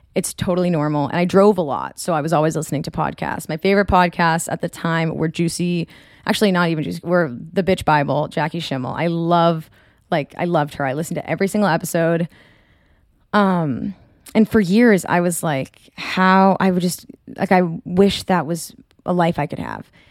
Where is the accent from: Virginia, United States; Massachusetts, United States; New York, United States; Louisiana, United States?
Massachusetts, United States; Marblehead; moved away; I am from Marblehead